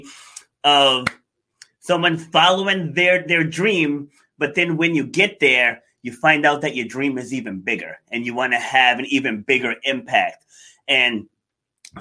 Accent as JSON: {"language": "English", "region": "New York", "country": "United States", "tie": "born or raised there", "said": "I was born in Far Rockaway"}